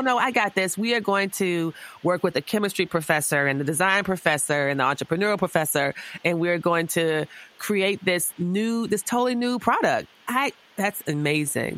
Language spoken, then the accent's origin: English; the South, United States; I just feel like I'm from the South as well.